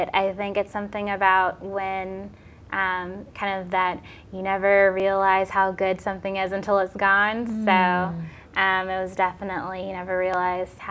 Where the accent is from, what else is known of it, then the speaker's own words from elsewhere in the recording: Mississippi, United States; now in New England, United States; I'm actually originally from Mississippi.